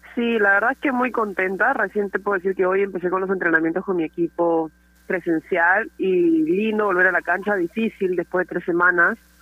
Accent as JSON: {"language": "Spanish", "area": "Pueblo Libre", "region": "Lima", "country": "Peru", "tie": "born or raised there", "said": "cuando era chiquita jugaba en Alianza, era mi eterno rival, los, nos odiábamos Alianza y Latino, porque nos representábamos ahí en Pueblo Libre"}